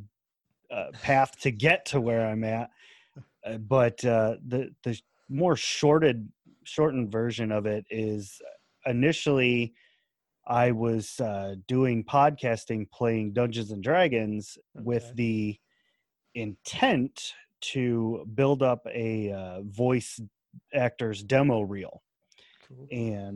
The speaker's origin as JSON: {"language": "English", "country": "United States", "accent": "American", "said": "my American accent"}